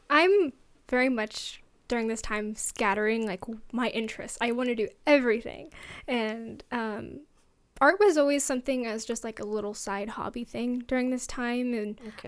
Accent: Fort Worth, Texas, United States; also born or lived in Seattle, Washington; I grew up in Texas in Fort Worth. That's near Dallas, and I we lived there for about ten years, and so that's where a lot of my childhood was

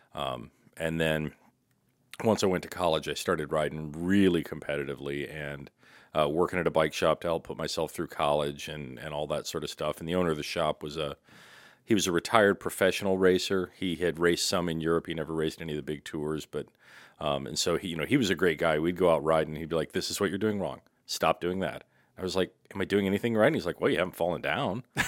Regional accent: St. Louis, Missouri, United States; born or raised there; moved away as an adult; also born or lived in Muskogee, Oklahoma / Washington, D.C. area; now in Oregon, United States

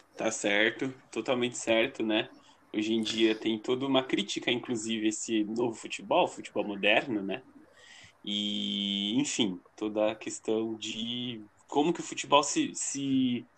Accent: Baixada Santista, São Paulo, Brazil; moved away; also born or lived in Paraná; eu cresci lá na Baixada Santista

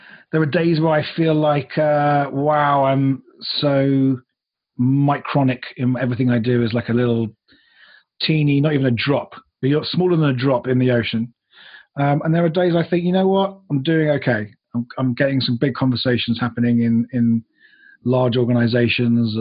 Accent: United Kingdom; moved away; also born or lived in United States; I'm originally a Brit. I have lived in the US and the UK

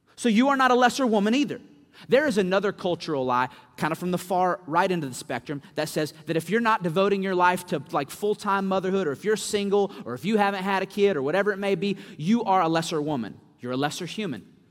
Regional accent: Winston-Salem, North Carolina, United States; moved away as an adult; now in Louisville, United States; I was actually raised in Winston Salem, North Carolina.

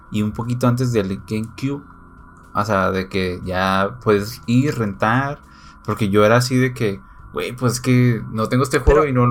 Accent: Mexico; como niño mexicano, pendejo, no sabía inglés

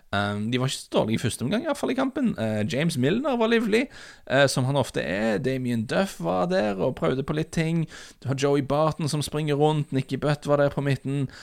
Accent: Norway; vi er fra Norge

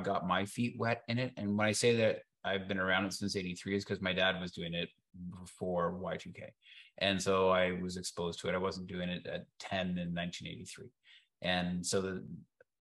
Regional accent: Canada; I'm Canadian

